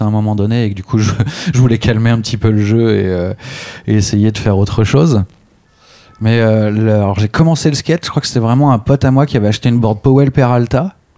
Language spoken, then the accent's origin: French; Clamart, Île-de-France, France; also born or lived in Réunion; à la base, j'habitais à la Réunion quand j'étais petit. Et c'est en arrivant en France que j'ai découvert le skate sur euh, la place de la ville euh, où j'ai habité